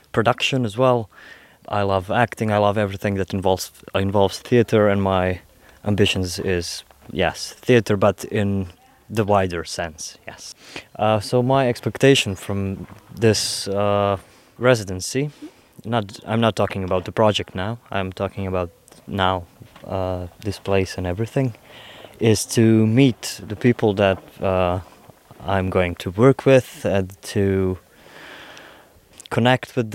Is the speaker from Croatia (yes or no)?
yes; Croatia; Slovenian is a second language; prihajam iz Kroatije, študiral sem opera singing.